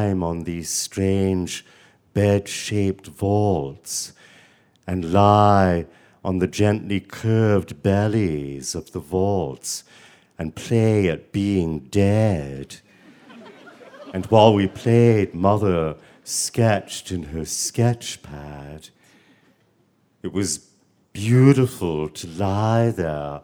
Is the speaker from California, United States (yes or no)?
no; Savannah, Georgia, United States; born or raised there